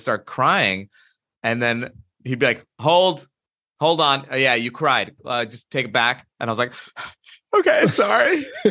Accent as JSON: {"language": "English", "country": "United States", "tie": "born or raised there", "said": "in the eighties and nineties growing up in America"}